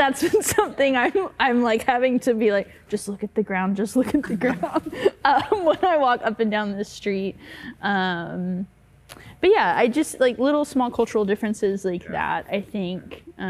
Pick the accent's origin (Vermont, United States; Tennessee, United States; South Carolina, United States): Tennessee, United States; Memphis; accent: Southern; moved away as an adult; also born or lived in Texas / North Carolina; now in Seattle, United States; So I moved here from North Carolina, and I grew up in Memphis, Tennessee.